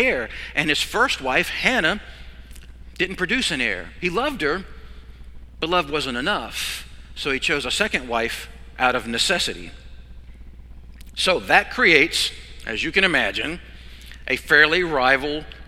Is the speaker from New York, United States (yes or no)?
no; Virginia, United States; I grew up in Virginia on a farm.